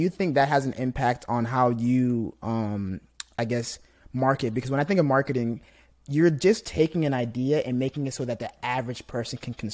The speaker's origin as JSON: {"language": "English", "country": "Nigeria", "moved": "yes", "lives_now": "United States", "said": "so I, I am from Nigeria, so I came to the states, and ever since I was kind of growing up in school, I was always in majority black areas, like black schools, had a lot of black friends"}